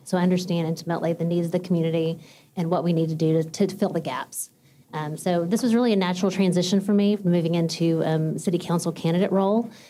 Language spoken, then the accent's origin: English; Texas, United States; now in Fort Worth, United States; I grew up in Fort Natchez, Texas, small town girl